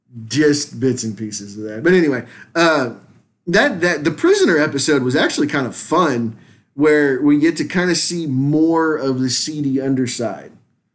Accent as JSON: {"language": "English", "region": "Louisiana", "country": "United States", "said": "I want to watch it just because it's in my home state."}